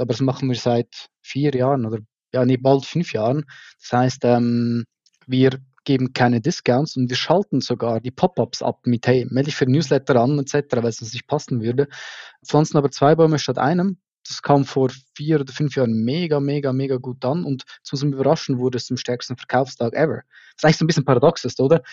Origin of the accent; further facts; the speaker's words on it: Switzerland; accent: Swiss German; mir als Schweizer aus einem kleinen Dorf